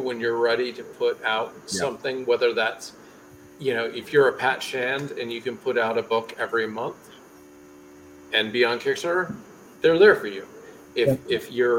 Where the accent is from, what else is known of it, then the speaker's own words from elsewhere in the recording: United States; I'm an American